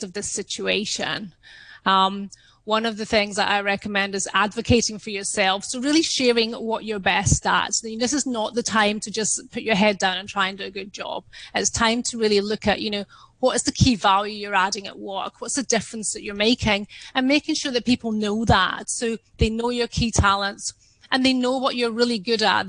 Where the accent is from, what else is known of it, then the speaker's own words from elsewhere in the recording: Scotland, United Kingdom; I'm Scottish, my upbringing was not to show off